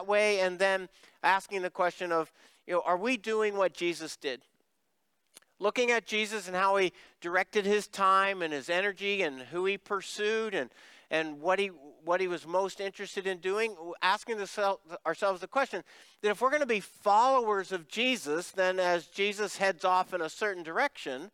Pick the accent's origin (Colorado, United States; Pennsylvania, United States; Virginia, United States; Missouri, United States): Pennsylvania, United States; now in Cibolo, United States; I'm from Pennsylvania